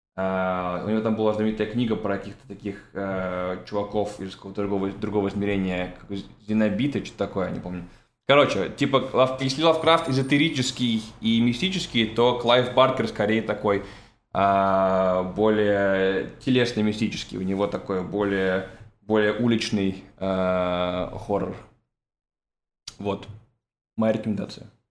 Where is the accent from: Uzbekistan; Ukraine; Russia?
Russia; moved away; я уехал из России